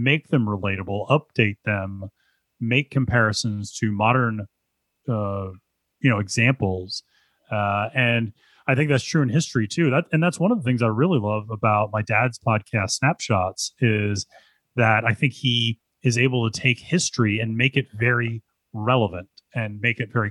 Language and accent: English; Pennsylvania, United States; growing up in Pennsylvania